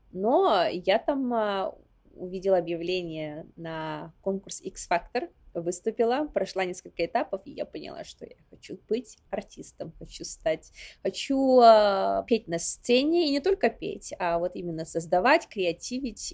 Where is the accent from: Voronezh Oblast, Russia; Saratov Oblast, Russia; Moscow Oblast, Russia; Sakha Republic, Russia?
Sakha Republic, Russia; Yakutia; moved away as an adult; also born or lived in Warsaw, Poland; now in New York, United States; мой родной дом — это Якутия, в частности, Усилданский район, откуда я родом а, село Ускьоля